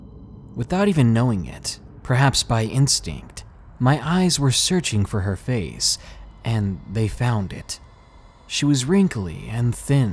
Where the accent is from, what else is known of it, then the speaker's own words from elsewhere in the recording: Williamsport, Maryland, United States; But one dark night in my hometown of Williamsport, Maryland, changed the way I think completely. It happened nearly 10 years ago, when I was 16 going on 17 in my hometown. It was one of those places like everybody knows everybody.